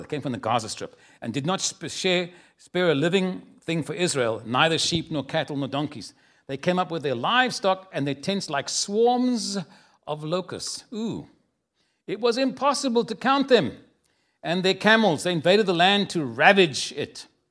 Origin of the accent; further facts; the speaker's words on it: Cape Town, Western Cape, South Africa; moved away as an adult; now in San Antonio, United States; I was born in a city called Cape Town